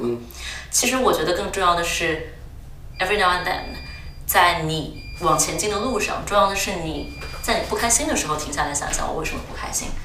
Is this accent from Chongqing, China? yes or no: yes; Chongqing, China; moved away as an adult; also born or lived in Singapore / Durham, United Kingdom; now in London, United Kingdom; 我出生长在重庆，然后后来又去新加坡，其实一直都是过着非常城市化的生活